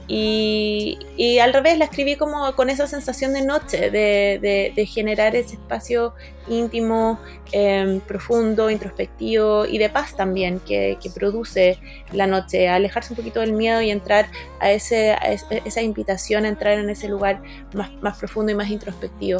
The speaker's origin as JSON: {"language": "Spanish", "country": "Chile", "also_born_or_lived": "Boston, United States / New York, United States", "moved": "as an adult", "said": "yo me fui a estudiar música de Estados Unidos cuando tenía 19 años, salí del colegio a los 18, pasaron 6 meses y me fui. Y estuve 4 años, 3 años y medio, 4 años en, Boston, eh, después 6 meses en Nueva York, después me volví a Chile"}